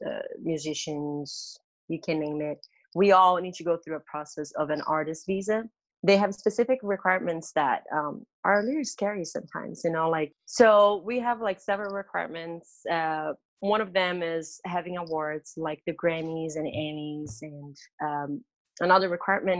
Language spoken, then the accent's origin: English; Brazil; moved away as an adult; now in United States; I'm from Brazil and grew up just with my family.